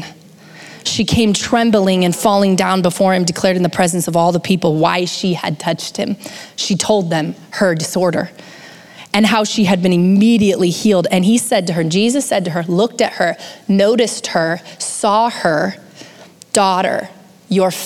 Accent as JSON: {"language": "English", "country": "United States", "tie": "born or raised there", "said": "born and raised in the United States"}